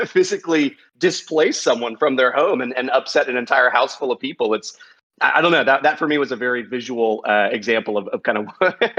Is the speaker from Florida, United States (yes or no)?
no; Texas, United States; I'm from Texas